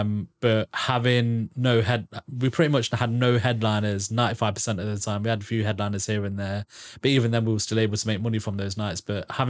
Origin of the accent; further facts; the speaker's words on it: Braunston, East Midlands, United Kingdom; because so I'm from Braunston.